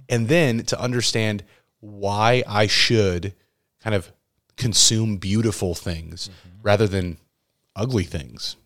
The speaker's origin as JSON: {"language": "English", "region": "Midwest", "country": "United States", "tie": "born or raised there", "said": "where I grew up here in the Midwest"}